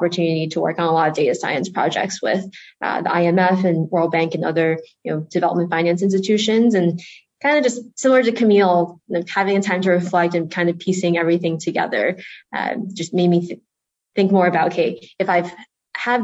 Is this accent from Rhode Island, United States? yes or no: yes; Rhode Island, United States; also born or lived in China; So I grew up in Rhode Island on the in the Northeast.